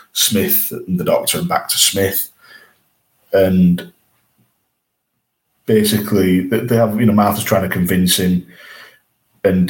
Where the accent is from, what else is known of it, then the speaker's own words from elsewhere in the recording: England, United Kingdom; we're English